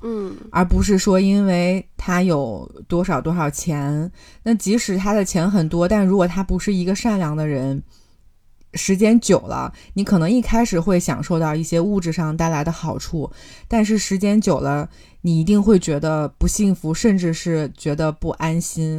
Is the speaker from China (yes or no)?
yes; China; 我觉得我们中国人是不怕吃苦的